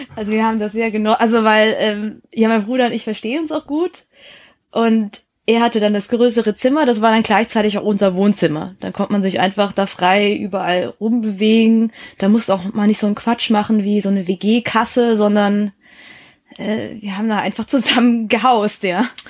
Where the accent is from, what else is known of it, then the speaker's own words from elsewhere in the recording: Baden-Württemberg, Germany; also born or lived in Heppenheim, Hesse; in Hessen bin ich geboren, in Baden-Württemberg dann aufgewachsen und zur Schule gegangen